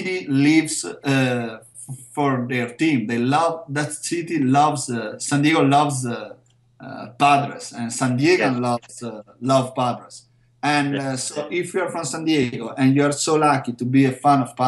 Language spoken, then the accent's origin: English; Verona, Veneto, Italy; because I'm from Verona